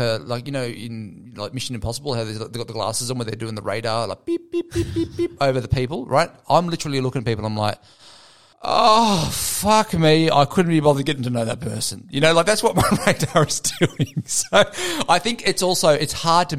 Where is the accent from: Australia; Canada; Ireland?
Australia; Gold Coast, Queensland; now in Sydney, Australia; I come from the Gold Coast